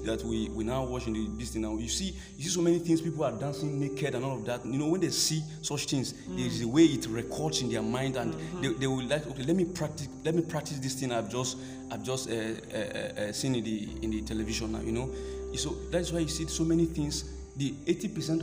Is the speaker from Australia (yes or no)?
no; Kogi, Nigeria; I'm from Kogi State